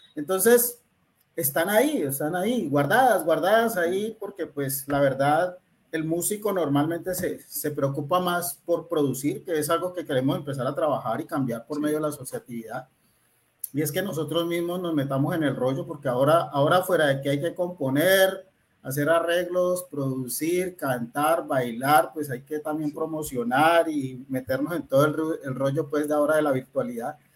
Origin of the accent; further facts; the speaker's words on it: Cali, Valle del Cauca, Colombia; also born or lived in Buenaventura; yo pues nací aquí en Cali, mm, viví un tiempo en Buenaventura